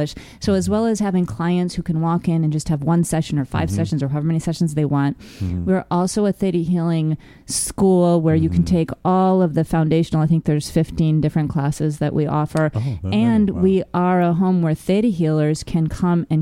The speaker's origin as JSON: {"language": "English", "region": "New York", "country": "United States", "said": "I'm from New York"}